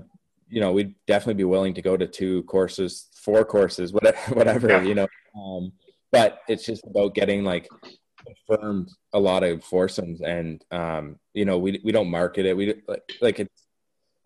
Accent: Windsor, Ontario, Canada; I'm from Windsor too

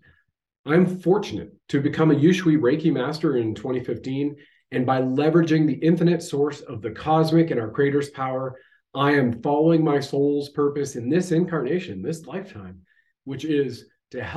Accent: Canada; I have served my country at the federal level as a Canadian infantry soldier.

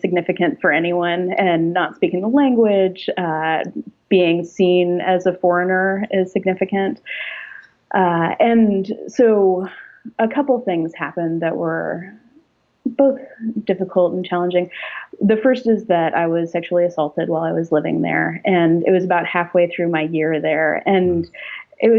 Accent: Alaska, United States; I was raised in Alaska in an evangelical church

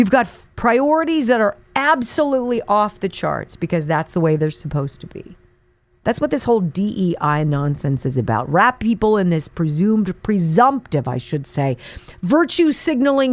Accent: California, United States; I grew up in California, so it's not uncommon to see.

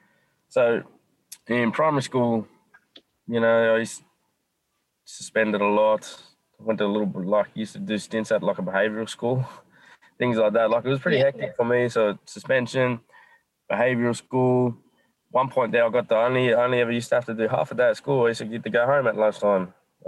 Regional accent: Nowra, New South Wales, Australia; moved away as an adult; now in Sydney, Australia; I left Nowra, you know. I was born and raised down

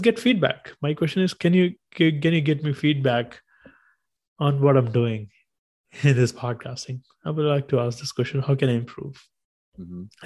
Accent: India; English is a second language; moved away as an adult; now in United States; when I was 14, growing up in India, we had our subjects, everything in English, but we didn't speak English.

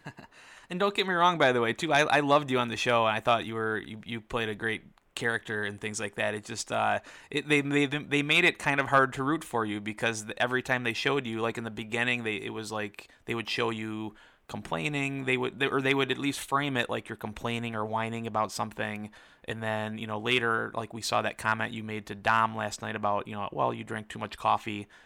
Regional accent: Michigan, United States; I'm from Michigan

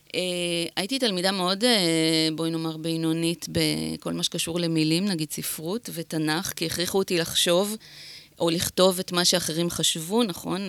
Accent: Netanya, Central District, Israel; גדלתי בנתניה

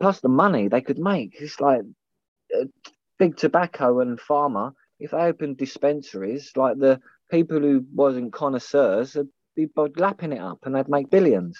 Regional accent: London, United Kingdom; growing up in East London, you see a lot of grows.

